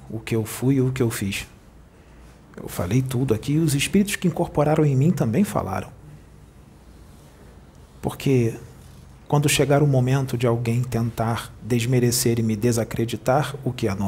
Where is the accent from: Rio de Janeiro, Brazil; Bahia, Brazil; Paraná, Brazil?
Rio de Janeiro, Brazil; eu não fui até onde ele está, porque eu sou do Rio, ele é de Porto Alegre.